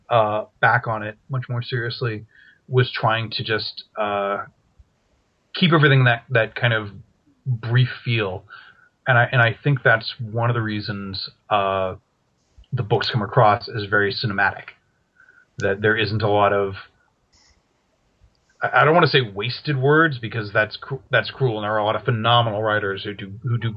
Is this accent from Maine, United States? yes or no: yes; Maine, United States; moved away as an adult; also born or lived in Massachusetts; now in California, United States; I grew up in New England, actually. I'm from Maine